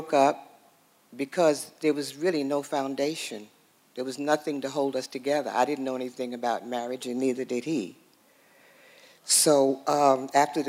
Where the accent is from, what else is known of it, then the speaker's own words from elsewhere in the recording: New York City, New York, United States; I was born and raised in Harlem, New York